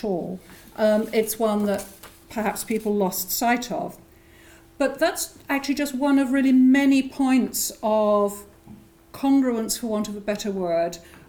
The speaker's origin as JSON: {"language": "English", "region": "England", "country": "United Kingdom", "also_born_or_lived": "Scotland", "accent": "English (implied)", "moved": "as an adult", "said": "after not actually having lived in England for the last 30 years. And my accent won't tell you that, but I've lived either in New England or in Scotland."}